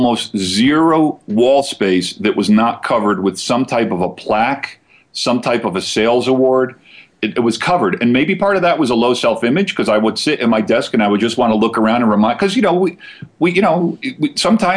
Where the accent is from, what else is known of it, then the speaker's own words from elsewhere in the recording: New Jersey, United States; moved away; I'm originally from Jersey.